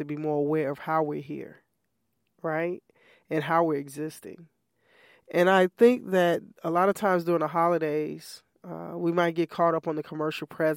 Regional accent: Chicago, Illinois, United States; moved away; my family and my mom and sibling and other family members in Chicago.

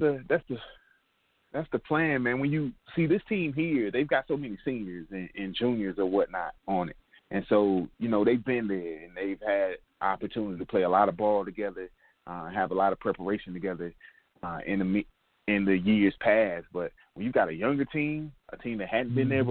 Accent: Durham, North Carolina, United States; moved away as an adult; also born or lived in Boone, North Carolina / Columbia, South Carolina / Columbus, Ohio; Originally, Durham, North Carolina, or we like to call it the Bull City

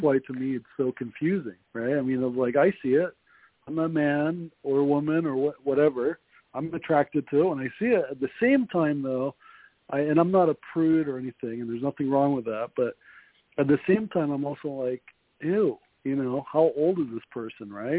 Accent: New York City, New York, United States; accent: New York; also born or lived in Jersey City; now in Utah, United States; I was born in Queens. We lived in Queens for a while, and then we moved to Jersey City

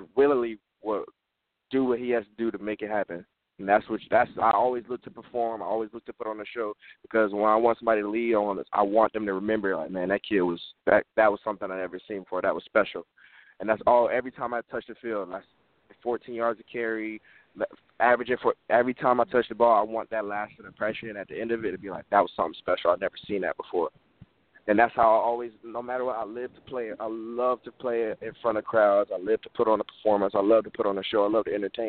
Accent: Fort Lauderdale, Florida, United States; I've been born and raised in Fort Lauderdale, Florida all my life

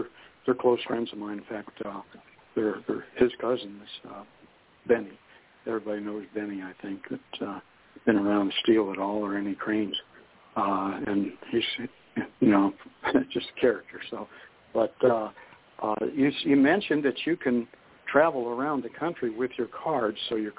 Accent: Youngstown, Ohio, United States; now in Harrison, United States; I came from Youngstown, Ohio, as a lot of folks know on the show, but my first friend in Michigan, I moved to Harrison

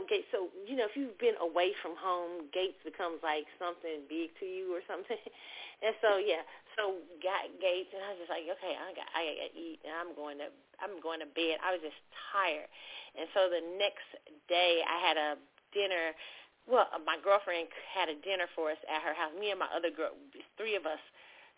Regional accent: Kansas City, United States; moved away; I went to my hometown, KC.

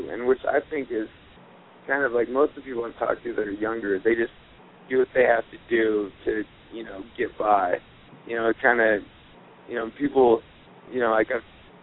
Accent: Aurora, Colorado, United States; I am from Aurora, Colorado

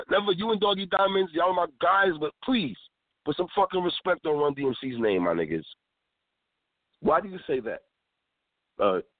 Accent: New York City, New York, United States; I'm from Brooklyn

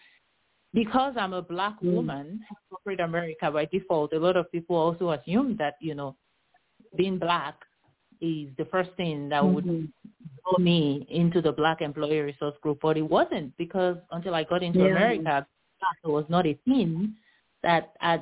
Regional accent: Nigeria; now in United States; I grew up in Nigeria

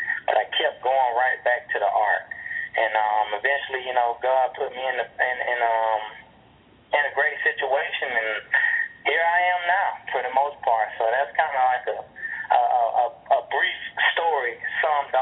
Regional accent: Albany, Georgia, United States; I'm from Albany, Georgia. I grew up there, played basketball

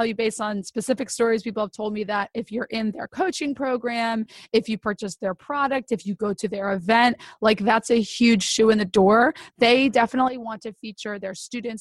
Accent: Northeast, United States; I'm from the Northeast where we talk really fast

